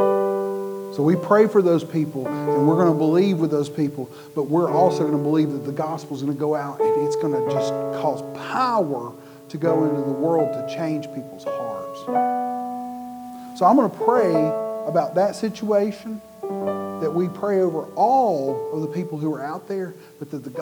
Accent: United States; I'm a red-blooded American like everybody else

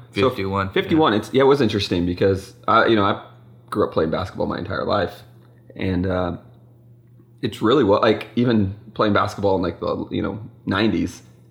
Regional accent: Indiana, United States; Born and raised in Indiana.

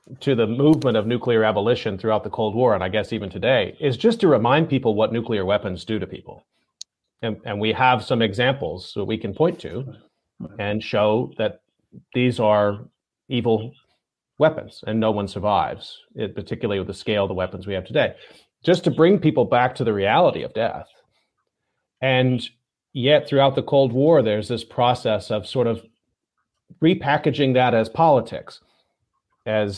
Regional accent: the South, United States; I am from the South

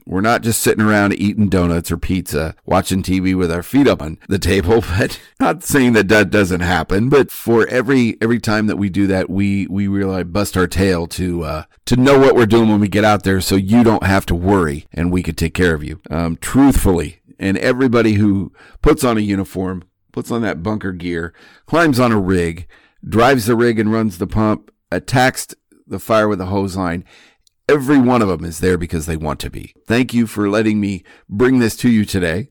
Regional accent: Midwest, United States; I grew up in the Midwest

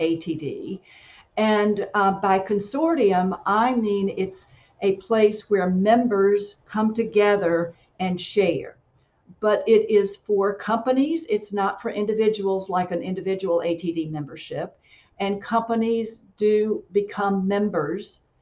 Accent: North Carolina, United States; moved away as an adult; also born or lived in Germany / Korea; I live in North Carolina in the middle of the state in the Research Triangle. I am a North Carolinian by birth and by several generations

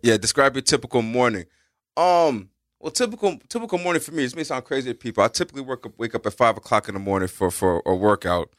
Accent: New York City, New York, United States; growing up in the Bronx

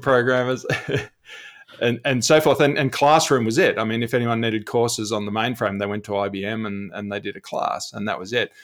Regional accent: Australia; accent: Australian; if you've heard my accent

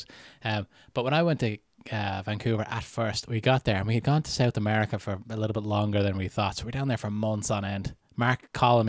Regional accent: Ireland; moved away as an adult; also born or lived in Canada; I'm from Ireland.

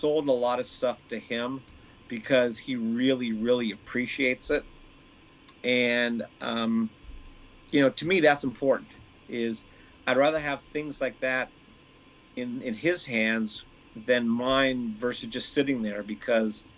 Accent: Manhattan Beach, California, United States; growing up in Manhattan Beach, being one of the handful of Jewish families in the South Bay

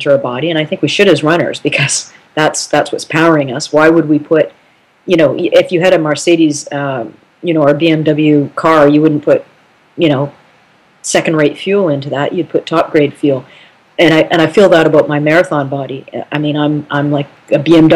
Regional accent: Canada; as a Canadian

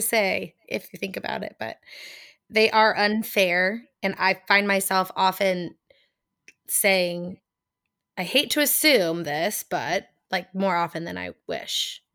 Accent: United States; accent: American; my American accent

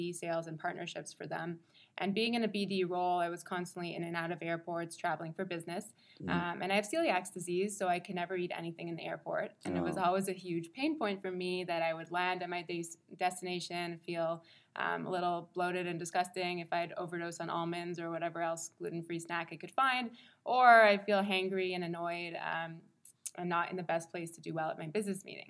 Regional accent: Montreal, Quebec, Canada; moved away as an adult; now in New York, United States; I'm born and raised in Montreal, super Canadian

